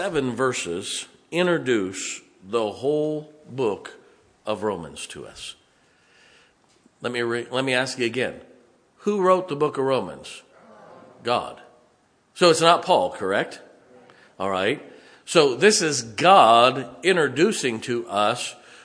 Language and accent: English; United States; I'm an American